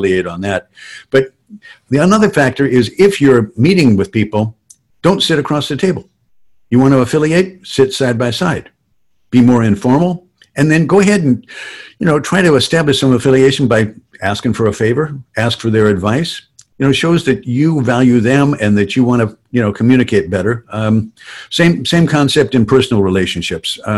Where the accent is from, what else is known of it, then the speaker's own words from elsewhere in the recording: Southern California, United States; I grew up in construction in Southern California